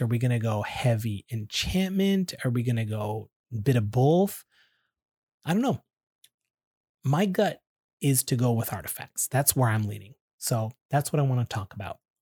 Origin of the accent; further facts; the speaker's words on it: Canada; I'm Canadian, so I say